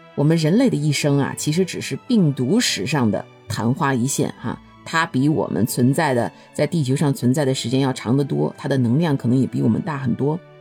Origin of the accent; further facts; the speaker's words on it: China; now in United States; 我作为中国人